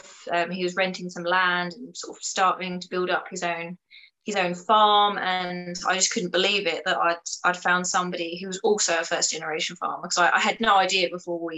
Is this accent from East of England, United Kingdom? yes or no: yes; Chelmsford, East of England, United Kingdom; I grew up in Essex in Chelmsford, so it's an absolute concrete jungle